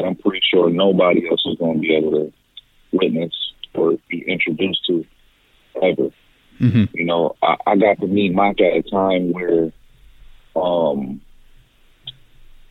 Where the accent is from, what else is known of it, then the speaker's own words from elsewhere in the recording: Buffalo, New York, United States; I'm from Buffalo, New York